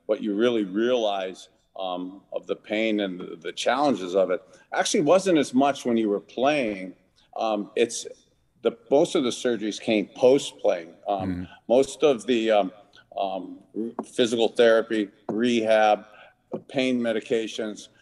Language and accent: English; Youngstown, Ohio, United States; a little boy who grew up in Youngstown, Ohio, halfway between Cleveland